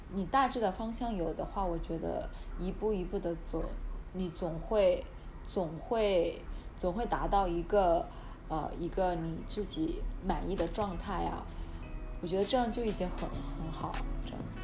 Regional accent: Hunan, China; accent: Hunan accent; also born or lived in Shenzhen; now in Australia; 因为我是湖南的

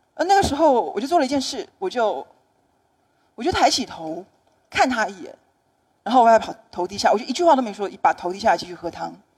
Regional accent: Taiwan; 我来自台湾

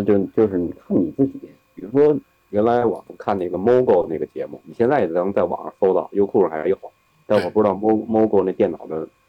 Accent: Beijing, China; 就是北京孩子那种怂的气质啊，就我们北京人的那种见面就害羞那种气质

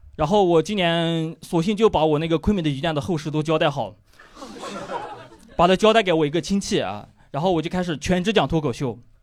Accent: Yunnan, China; accent: Yunnan; moved away as an adult; now in Shanghai, China; 这 是非常正宗的云南口音。我来自云南一个叫做逮捕的小镇

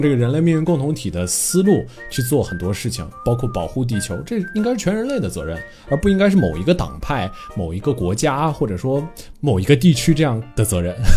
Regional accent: China; 我本身作为一个中国人的价值观

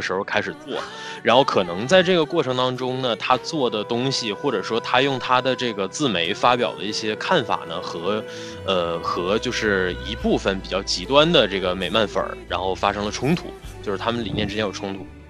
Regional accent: Northeast China, China; accent: Northeastern (Dongbei); 用我们东北话说

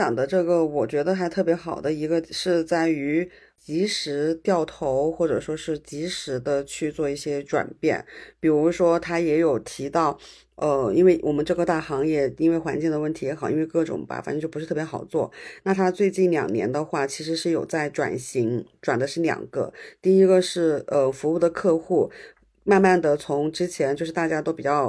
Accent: Hunan, China; 但是用我们湖南人的这种心态和精神来看的话

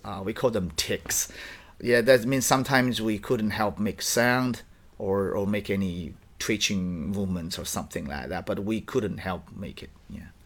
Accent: Dongbei, Liaoning, China; English is a second language; moved away; I was born and raised in Dongbei in the Liaoning province

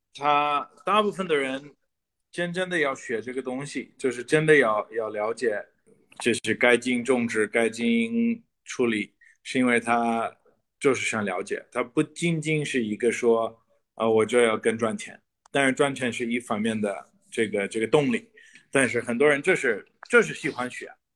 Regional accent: United States; 我们美国人

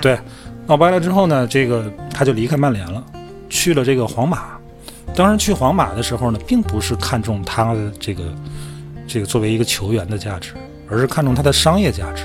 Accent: Inner Mongolia, China; moved away; 我这作为个一个内蒙人，我天津话还算地道

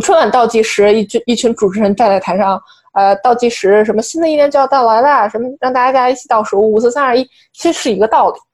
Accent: China; now in New York, United States; 我们作为中国人嘛，以及我们作为在纽约生活的外来人口

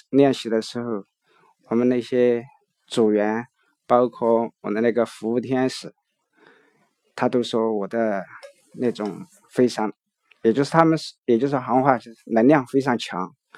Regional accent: Chengdu, Sichuan, China; 我是来自四川成都

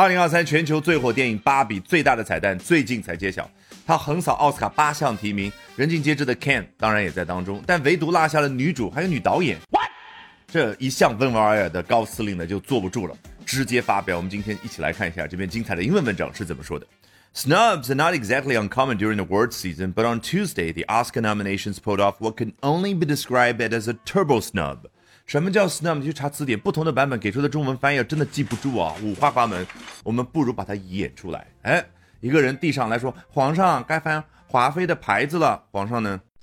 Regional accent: China; 我们中国人觉得，可能一个人很烦躁的时候会这样

